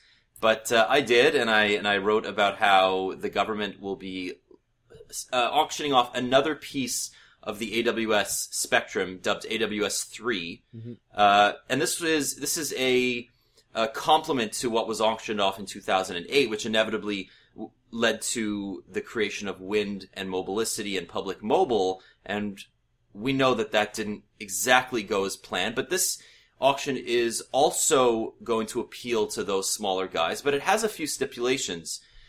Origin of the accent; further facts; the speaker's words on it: Canada; I've actually figured out a way to sign up for it as a Canadian, and I'll give you some hints as to how you can get there.